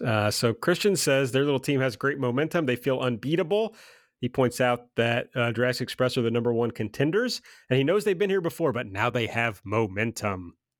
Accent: the South, United States; I'm from the South

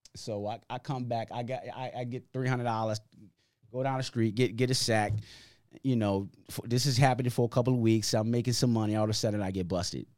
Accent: Hartford, Connecticut, United States; moved away; I've been here since 1992, right? I was born in Hartford

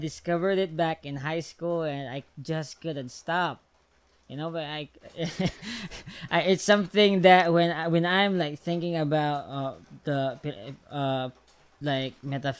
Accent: Philippines; I'm just Filipino

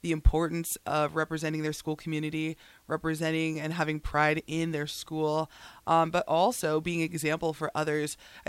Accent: Lincoln, Nebraska, United States; I am from here in Lincoln.

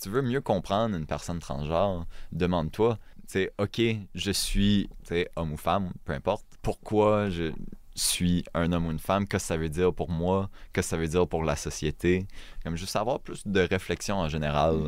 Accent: northern New Brunswick, Canada; first language French; je parle pas le chiac, je viens du Nord

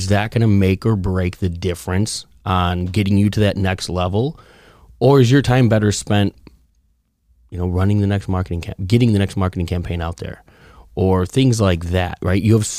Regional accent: Chicago, Illinois, United States; I'm from Chicago.

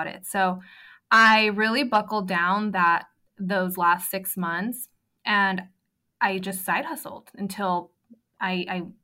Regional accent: San Diego, California, United States; I am from San Diego.

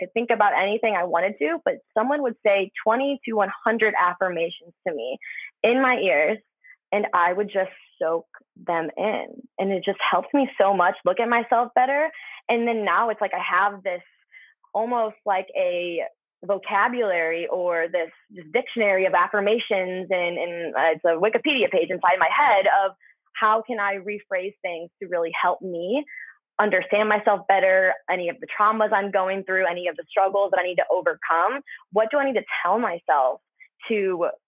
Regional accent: Fenton, Missouri, United States; now in California, United States; I born and raised there. And I say St. Louis, but I'm like 30 minutes south of St. Louis. Fenton, Missouri is my hometown

